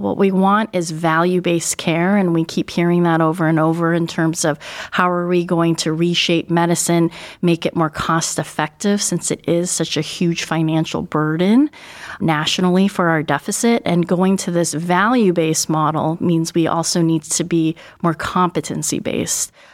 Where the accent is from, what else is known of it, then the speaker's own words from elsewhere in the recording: Northern California, United States; moved away as an adult; also born or lived in Buffalo, New York / Albany, New York / Seattle, Washington; now in Cleveland, United States; I grew up mostly in Northern California